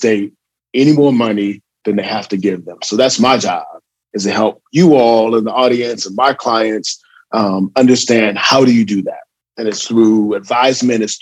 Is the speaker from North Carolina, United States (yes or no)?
no; California, United States; moved away as an adult; also born or lived in Atlanta, Georgia; I'm from California. So born and raised, went out to Morehouse, class of 93.